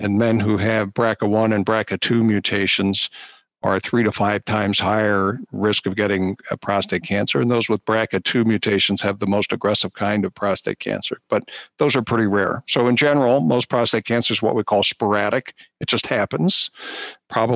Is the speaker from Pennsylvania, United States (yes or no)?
yes; Philadelphia, Pennsylvania, United States; moved away as an adult; also born or lived in Baltimore / Pittsburgh / New York; now in Cleveland, United States; I grew up in suburban Philadelphia